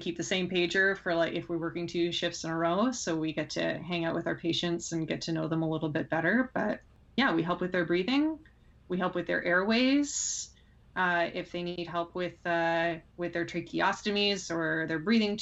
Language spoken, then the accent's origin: English; Pickering, Ontario, Canada; I grew up in Pickering